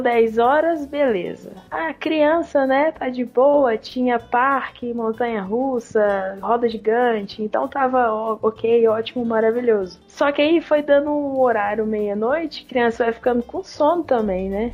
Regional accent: Barbacena, Minas Gerais, Brazil; now in Uberlândia, Brazil; Esse show foi lá em Barbacena, na cidade onde eu nasci. Eu morava lá na época ainda

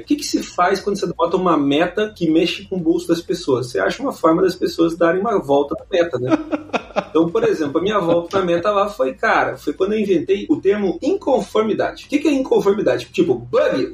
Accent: Brazil; nós somos brasileiros

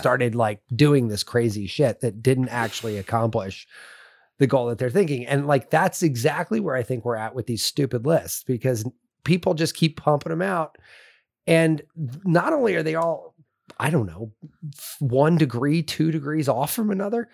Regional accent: California, United States; moved away; I grew up in California

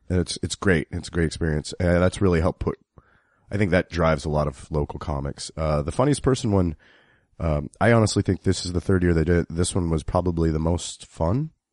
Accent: Kansas City, United States; I'm from Kansas City, which is right in the middle of it

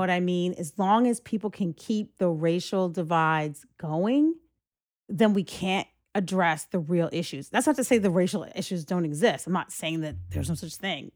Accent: Greenburgh, New York, United States; we grew up in Greenberg

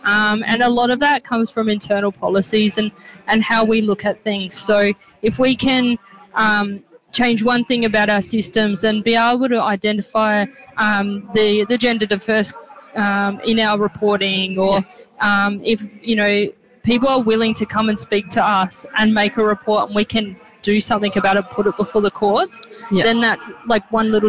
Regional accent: South Australia, Australia; now in Victoria, Australia; Yeah, so I moved from South Australia to Victoria, and I always knew I wanted to be a police officer.

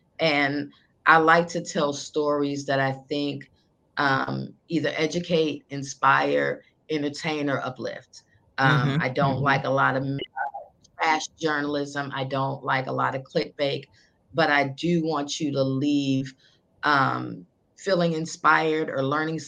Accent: Chicago, Illinois, United States; I always tell people I'm a girl from the South Side, you know, who most wouldn't think I'd be interviewing the vice president at some time in my career.

